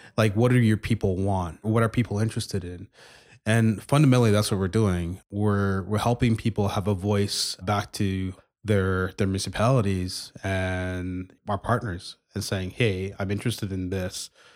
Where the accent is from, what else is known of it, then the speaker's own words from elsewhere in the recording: Montreal, Quebec, Canada; now in Edmonton, Canada; I grew up in, I grew up in Montreal for, for a number of years, moved to, to Edmonton in the mid-nineties, went to school here